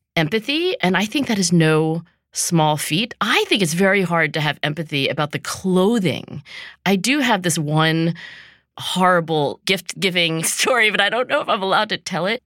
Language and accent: English; Philadelphia, Pennsylvania, United States; my hometown here, Philadelphia